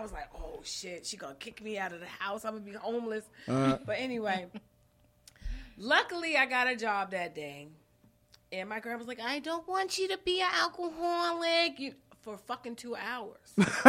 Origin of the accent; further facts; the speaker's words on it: Long Island, New York, United States; moved away; Because I'm from Long Island.